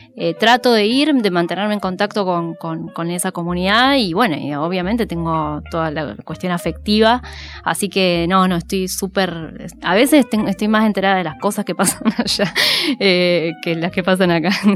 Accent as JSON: {"language": "Spanish", "town": "Bariloche", "region": "Río Negro", "country": "Argentina", "tie": "born or raised there", "also_born_or_lived": "Rosario", "moved": "as an adult", "lives_now": "Buenos Aires, Argentina", "said": "yo soy de Bariloche, eh, nací ahí en, cerca del lago Nahuelhuapi"}